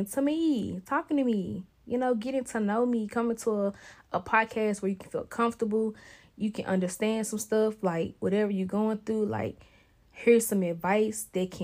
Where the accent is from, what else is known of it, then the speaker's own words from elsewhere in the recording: Memphis, Tennessee, United States; I was born in Memphis, Tennessee, November 99.